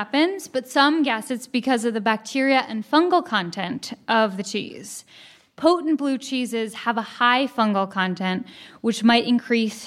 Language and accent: English; New York City, New York, United States; I'm from New York City